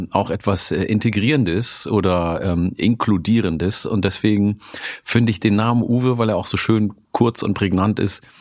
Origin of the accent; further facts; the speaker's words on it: Oromia, Ethiopia; now in Germany; in meiner Heimat, äh, in meiner ursprünglichen Heimat in Oromia, isst man nämlich auch Grünkohl.